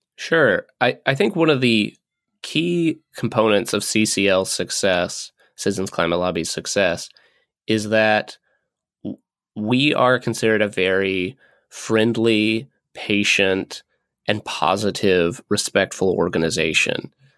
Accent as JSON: {"language": "English", "region": "Kentucky", "country": "United States", "said": "my home state's senators"}